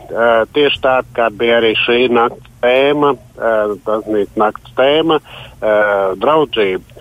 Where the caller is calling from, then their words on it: Latvia; Mē, es esmu no Raucavas, novada Raucava.